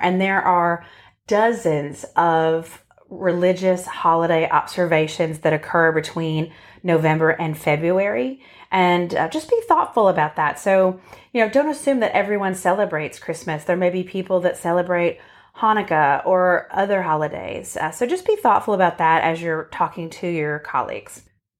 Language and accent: English; Boston, Massachusetts, United States; we grew up in Boston or outside of Boston in a very Italian Catholic family.